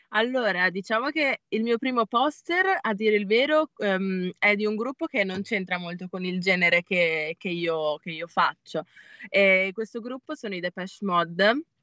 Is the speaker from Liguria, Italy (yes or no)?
no; San Lazzaro di Savena, Emilia-Romagna, Italy; Sono di Bologna